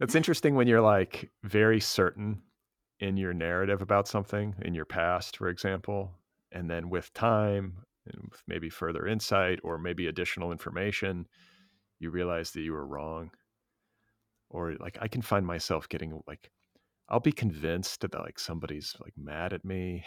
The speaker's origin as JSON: {"language": "English", "region": "California", "country": "United States", "said": "a Californian"}